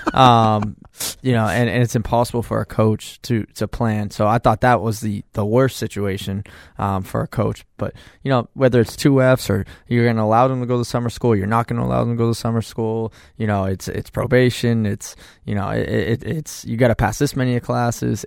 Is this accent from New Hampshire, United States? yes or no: yes; Manchester, New Hampshire, United States; people know I'm from Manchester. I still, you know, live in Manchester